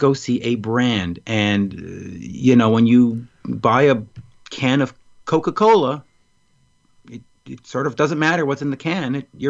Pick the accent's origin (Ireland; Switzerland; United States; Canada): Canada; Montreal, Quebec; Montreal. I've always lived here.